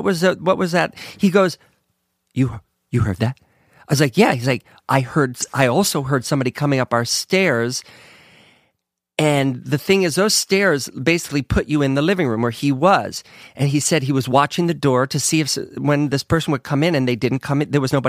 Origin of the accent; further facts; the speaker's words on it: Ohio, United States; In Ohio.